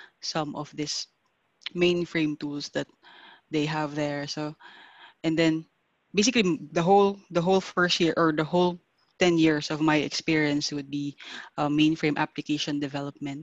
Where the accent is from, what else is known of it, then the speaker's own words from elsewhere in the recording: Philippines; moved away as an adult; also born or lived in Singapore; I am from the Philippines